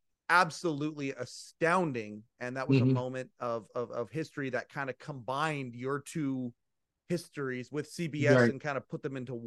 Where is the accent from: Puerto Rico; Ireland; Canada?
Canada; Western Canada; I'm from Western Canada.